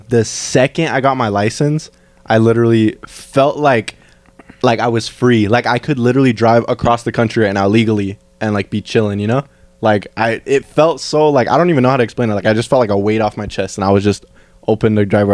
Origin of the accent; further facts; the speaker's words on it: Fillmore, California, United States; here in Fillmore, in my hometown